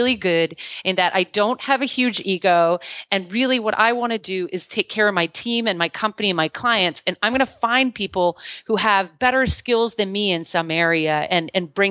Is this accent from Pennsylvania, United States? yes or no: no; Maine, United States; moved away as an adult; I was born and raised here in Maine, in a small town in Maine